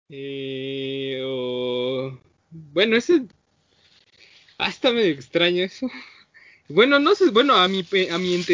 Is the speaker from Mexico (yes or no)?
yes; Mexico; es que yo soy orgullosamente mexicano, güey, pero tengo raíces gringas, güey, ¿no?